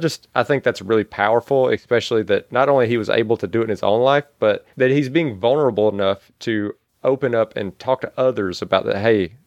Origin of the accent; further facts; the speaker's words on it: Mississippi, United States; growing up in Mississippi in a small town.